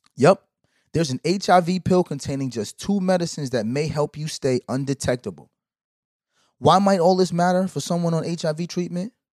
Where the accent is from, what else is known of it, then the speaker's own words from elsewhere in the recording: Brooklyn, New York, United States; Growing up in Brooklyn